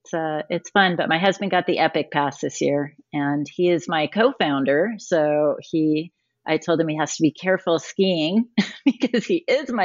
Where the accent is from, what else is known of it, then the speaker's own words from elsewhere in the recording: Colorado Springs, Colorado, United States; also born or lived in California; now in Denver, United States; Well, I was born in Colorado, so that makes that easy. I didn't have a choice, and I'm glad. I grew up in Colorado Springs, born at Penrose Hospital, for any of you listening who know Colorado Springs back in the 60s. I just gave away my age.